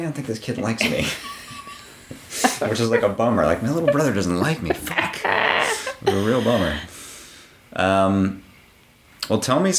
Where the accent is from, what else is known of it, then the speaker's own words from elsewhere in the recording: Pittsburgh, Pennsylvania, United States; moved away; No, I grew up in Pittsburgh. But I moved here when I was, it'll be 14 years for me in like a week.